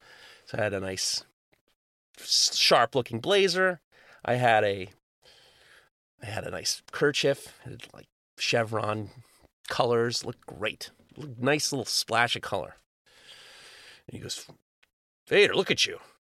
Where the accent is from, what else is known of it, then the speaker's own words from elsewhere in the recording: New York City, New York, United States; I grew up in New York City, and I love taking the subway, but I hated grabbing on all the handles.